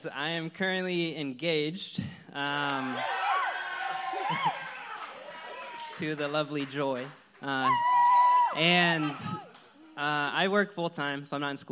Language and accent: English; Illinois, United States; moved away as an adult; I'm from Illinois